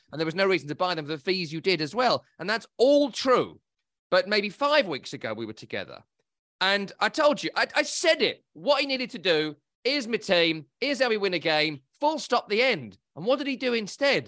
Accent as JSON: {"language": "English", "region": "England", "country": "United Kingdom", "said": "I'm English"}